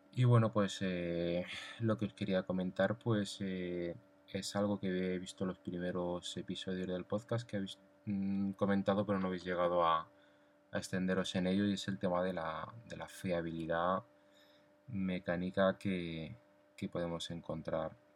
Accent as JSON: {"language": "Spanish", "town": "Madrid", "region": "Community of Madrid", "country": "Spain", "said": "como decimos en la capital, eh, soy de aquí, de Madrid"}